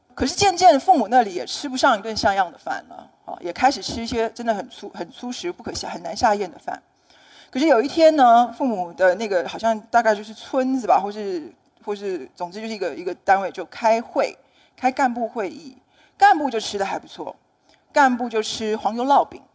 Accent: Taiwan; 那我在台湾写小说，也写一些散文，那么也出过一些书

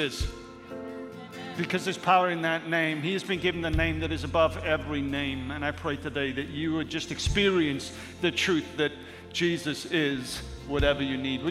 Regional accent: Wales, United Kingdom; moved away; a six-year-old boy from Wales

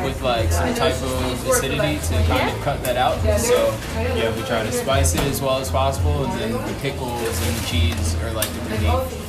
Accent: New York, United States; No, I'm from New York.

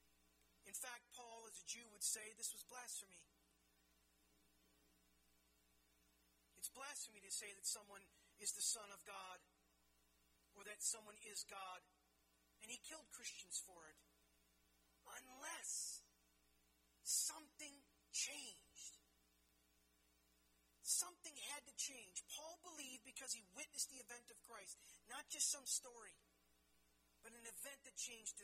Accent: United States; I was born in the United States

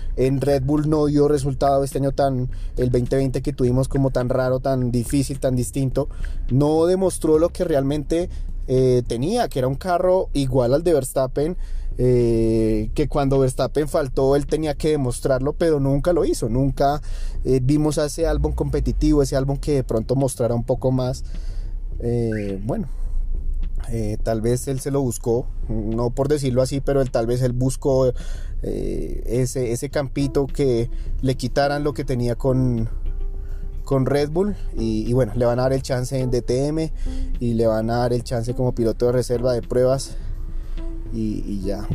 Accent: Colombia; que somos colombianos

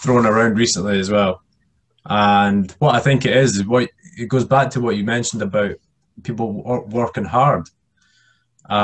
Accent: Scotland, United Kingdom; I'm from the UK and we're just generally not that nice, especially being Scottish as well

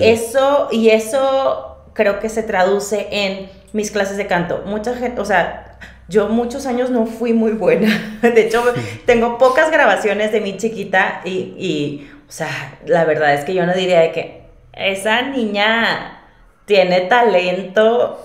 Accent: Monterrey, Nuevo León, Mexico; accent: regio; moved away as an adult; now in Mexico City, Mexico; Monterrey, yo soy de Monterrey, este, y si no se nota por el acento

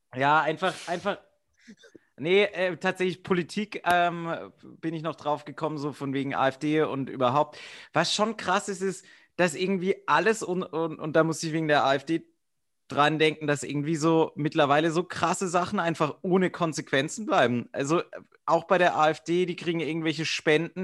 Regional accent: suburb of Karlsruhe, Baden-Württemberg, Germany; Ich war aus dem Vorort von Karlsruhe

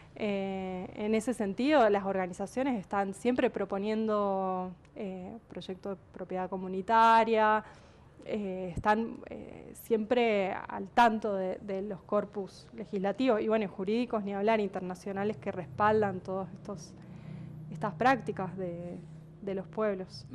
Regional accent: San Juan, Argentina; yo soy de San Juan y cuando estudié en la primaria, en los años 90

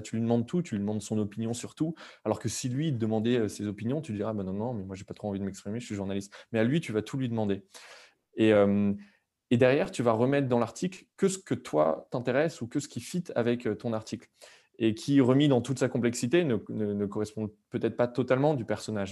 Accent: France; nous, en tant que Français, on a été éduqués là-dessus

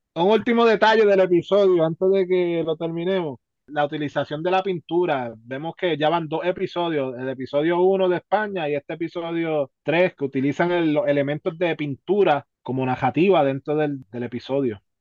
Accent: Puerto Rico; nosotros como puertorriqueños

